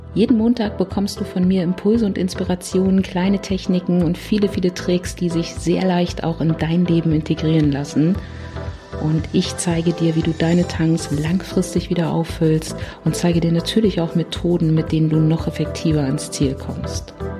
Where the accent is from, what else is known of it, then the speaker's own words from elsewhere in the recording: Berlin, Germany; ich komme aus Berlin